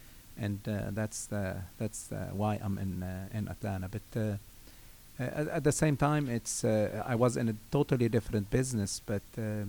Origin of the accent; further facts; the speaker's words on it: Lebanon; moved away; I came from Lebanon. And I came, I stayed in Norcross for a year. And then I moved to Savannah, Georgia.